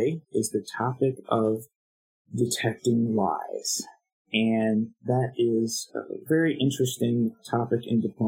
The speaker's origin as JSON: {"language": "English", "country": "United States", "said": "as an American"}